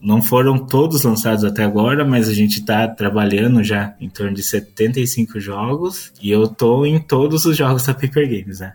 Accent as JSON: {"language": "Portuguese", "town": "Piracicaba", "region": "São Paulo", "country": "Brazil", "said": "eu sou do do interior também, sou de Piracicaba, acho que o sotaque vai entregar"}